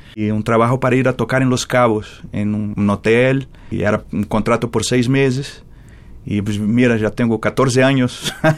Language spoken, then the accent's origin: Spanish; Rio de Janeiro, Brazil; Spanish is a second language; moved away as an adult; now in Mexico; Yo nací en Rio de Janeiro, en Botafogo, el barrio de Garrincha